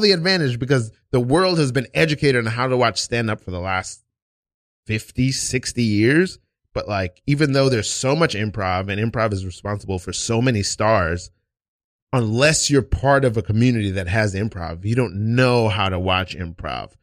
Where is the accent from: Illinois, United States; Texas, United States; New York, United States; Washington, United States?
New York, United States; moved away; also born or lived in Port Charlotte, Florida; I'm from New York, but I was in high school in, you know, Port Charlotte, Florida.